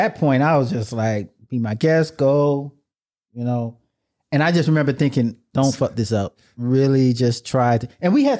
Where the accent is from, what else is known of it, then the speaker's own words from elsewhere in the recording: Miami, Florida, United States; moved away; I'm from Miami, Florida.